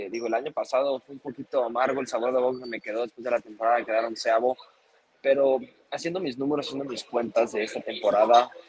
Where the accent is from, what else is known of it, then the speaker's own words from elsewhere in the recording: Mexico; Me hubiera encantado haber ganado en mi país